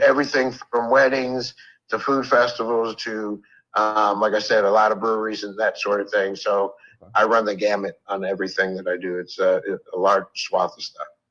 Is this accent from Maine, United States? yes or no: no; Northern Virginia, United States; also born or lived in Buffalo, New York; So I've been in Northern Virginia since I was uh, seven, uh, eight, actually nine years old.